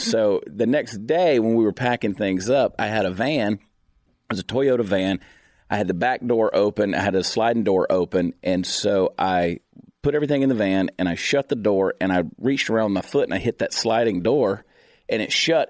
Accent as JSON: {"language": "English", "town": "Augusta", "region": "Georgia", "country": "United States", "tie": "born or raised there", "also_born_or_lived": "Alabama", "moved": "as an adult", "lives_now": "Texas, United States", "said": "I grew up in Augusta, Georgia"}